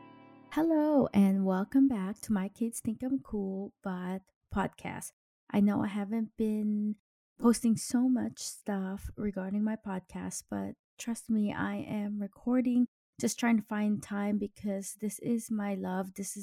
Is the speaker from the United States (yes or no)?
yes; United States; now in Denmark; I'm an American Filipino mom living in Denmark